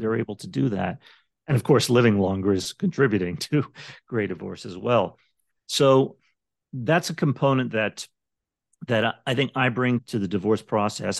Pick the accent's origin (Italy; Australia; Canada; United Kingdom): Canada; moved away as an adult; now in Las Vegas, United States; I'm from Canada originally